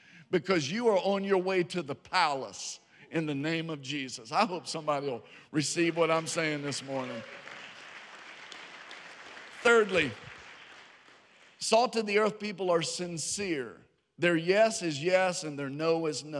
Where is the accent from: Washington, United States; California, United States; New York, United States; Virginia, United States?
Virginia, United States; Harrisonburg; now in Georgia, United States; I was born in Harrisonburg, Virginia